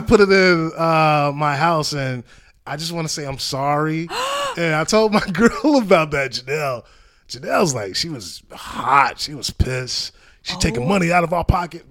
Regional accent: Hampton, Virginia, United States; born or raised there; moved away as an adult; now in Los Angeles, United States

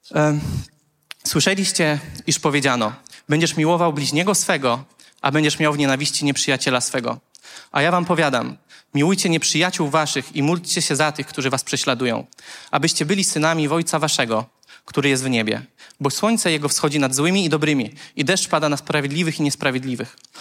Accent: Konstancin-Jeziorna, Masovian Voivodeship, Poland; pochodzę z Konstancina

